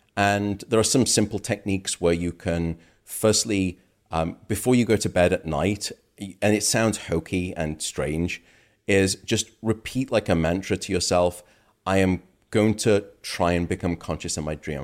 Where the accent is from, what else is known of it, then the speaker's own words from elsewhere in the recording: United Kingdom; now in United States; My home country, uh, the U K